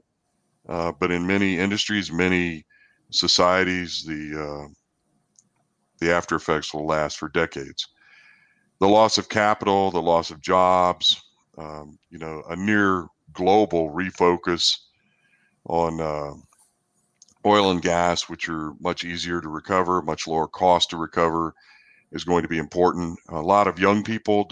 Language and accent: English; New Zealand; now in College Station, United States; I'm also a New Zealander, and my family's 10,000 miles away